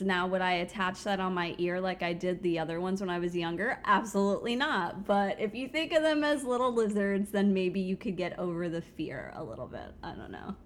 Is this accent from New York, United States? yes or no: no; South Florida, United States; now in Central Florida, United States; I grew up in South Florida